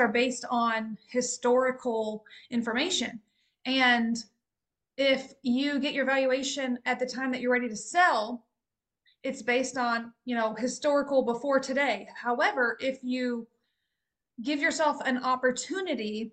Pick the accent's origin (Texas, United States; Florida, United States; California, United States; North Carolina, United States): Texas, United States; As the Texan on the call